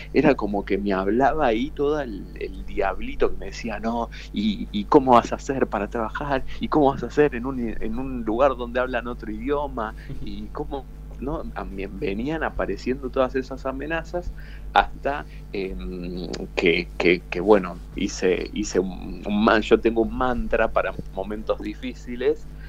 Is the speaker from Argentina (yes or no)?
yes; Aldo Bonzi, Buenos Aires Province, Argentina; also born or lived in Parque Patricios, Buenos Aires; Aldo Bonzi es una pequeña localidad que está en el partido de La Matanza, a unos 20 minutos de la Universidad de La Matanza. Y, bueno, eh, ahí me crié toda mi infancia, mi adolescencia eh, y mi joven adultez.